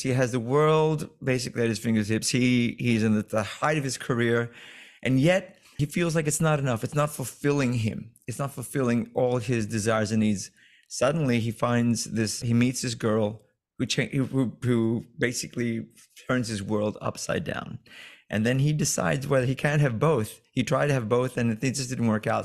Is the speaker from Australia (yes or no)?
yes; Australia; moved away; also born or lived in London; I've done a lot of big scale productions growing up in Australia